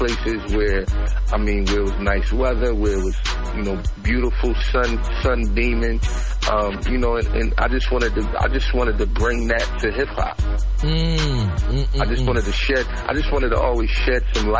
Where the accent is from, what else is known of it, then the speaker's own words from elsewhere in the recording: Philadelphia, Pennsylvania, United States; I'm from Philly. I'm originally from South Philadelphia. You know, grew up in South Philly until I was about maybe 12, 13. Then we moved to West Philly